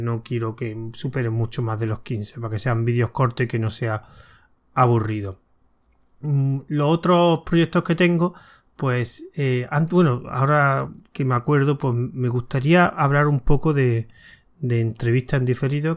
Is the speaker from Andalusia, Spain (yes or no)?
yes; Córdoba, Andalusia, Spain; yo soy de Córdoba